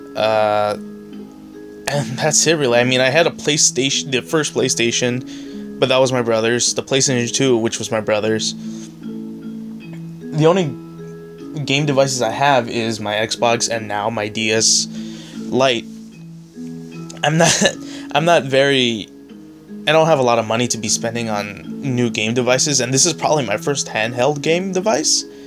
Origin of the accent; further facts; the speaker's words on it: San Diego, California, United States; I'm from San Diego